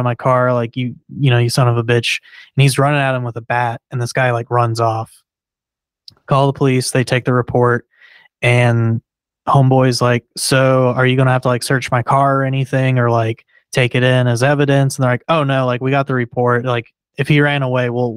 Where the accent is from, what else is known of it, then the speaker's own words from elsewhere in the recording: Texas, United States; I'm from Texas. Like, you know, it's in my blood.